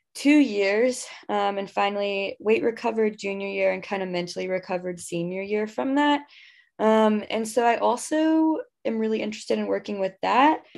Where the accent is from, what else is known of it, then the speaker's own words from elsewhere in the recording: Houston, Texas, United States; I grew up in Houston.